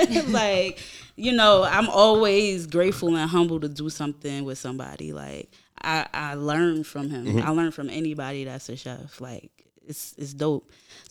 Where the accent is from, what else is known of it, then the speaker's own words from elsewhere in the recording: New Jersey, United States; moved away as an adult; now in Brooklyn, United States; I'm from Jersey originally.